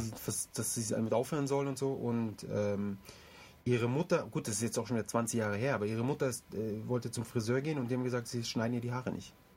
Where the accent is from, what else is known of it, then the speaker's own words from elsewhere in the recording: Germany; Ich fühle mich auch nicht irgendwie als Ausländer in Deutschland, sondern ich fühle mich eigentlich als Deutscher